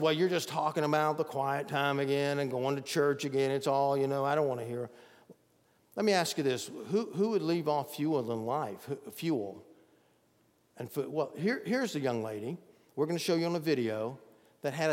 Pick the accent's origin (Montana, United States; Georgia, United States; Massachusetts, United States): Georgia, United States; Bogart; I remember growing up near Athens, Georgia, in a little town called Bogart. I went to Bogart Elementary in my early days.